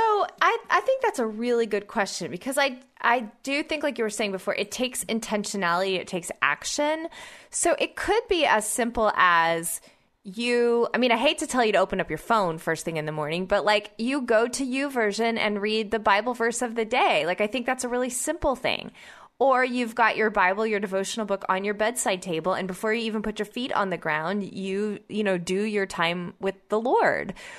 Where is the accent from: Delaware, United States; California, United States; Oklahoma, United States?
Oklahoma, United States; my home state of Oklahoma